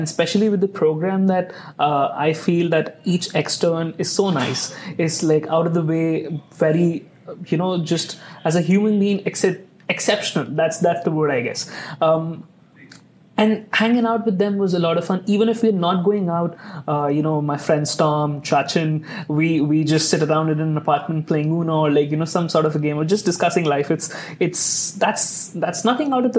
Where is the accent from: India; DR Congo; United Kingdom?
India; now in Indianapolis, United States; I'm from India, so I have lived in big cities.